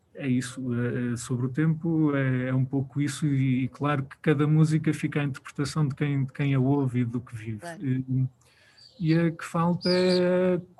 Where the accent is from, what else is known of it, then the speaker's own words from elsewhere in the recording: Viseu, Portugal; Nós somos de Viseu, trabalhamos com muita gente de Viseu